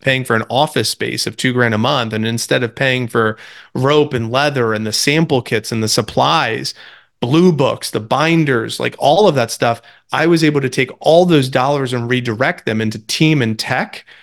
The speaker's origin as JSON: {"language": "English", "region": "New Jersey", "country": "United States", "tie": "born or raised there", "also_born_or_lived": "Tampa, Florida", "moved": "as an adult", "said": "I grew up in New Jersey as the youngest of eight, but moved to college in Tampa"}